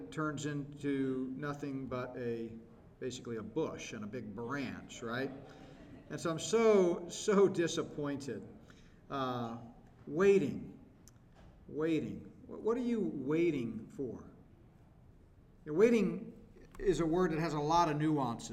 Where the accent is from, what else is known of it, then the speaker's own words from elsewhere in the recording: Texas, United States; I grew up hunting, and we grew up in Texas